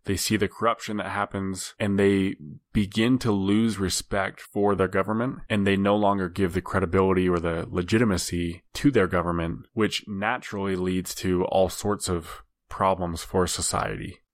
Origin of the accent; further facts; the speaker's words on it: United States; as an American